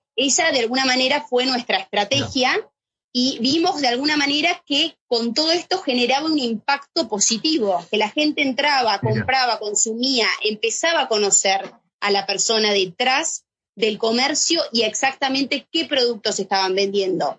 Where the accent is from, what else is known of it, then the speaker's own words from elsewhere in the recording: Argentina; moved away as an adult; now in Madrid, Spain; siendo argentina